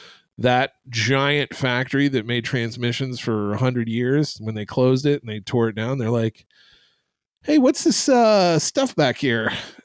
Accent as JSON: {"language": "English", "region": "Indiana", "country": "United States", "tie": "born or raised there", "said": "I grew up in Indiana, in the Chicago's bastard country yokel."}